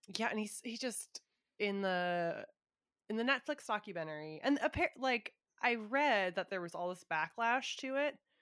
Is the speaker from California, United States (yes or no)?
yes; Southern California, United States; I grew up in SoCal